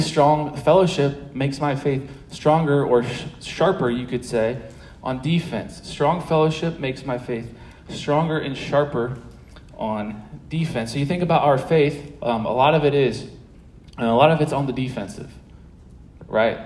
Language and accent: English; St. Louis, Missouri, United States; moved away as an adult; also born or lived in Manhattan, Kansas; now in Maryville, United States; I'm from St. Louis.